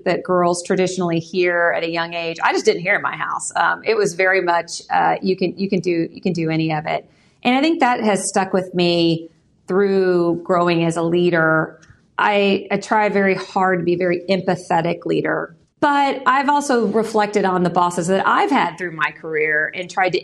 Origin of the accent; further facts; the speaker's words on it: Pasadena, Texas, United States; I grew up in Pasadena, Texas, on the southeast side of Houston